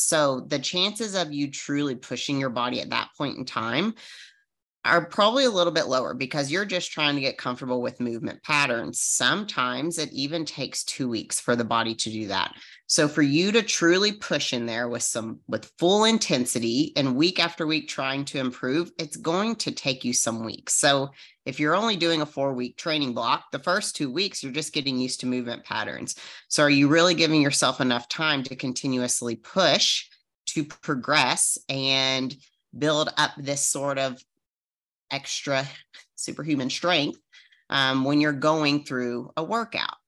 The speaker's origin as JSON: {"language": "English", "region": "Arizona", "country": "United States", "said": "I'm from Arizona"}